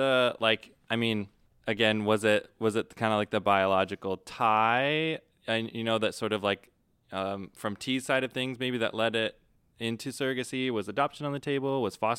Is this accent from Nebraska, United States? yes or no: yes; Nebraska, United States; I'm from Nebraska.